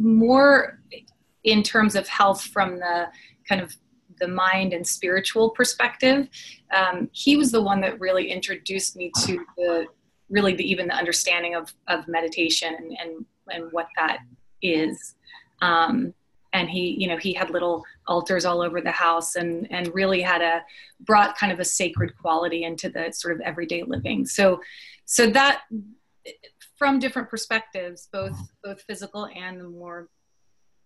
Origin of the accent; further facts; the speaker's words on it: Austin, Texas, United States; moved away as an adult; now in Dallas, United States; I grew up in Austin, and I grew up going to the hike and bike trail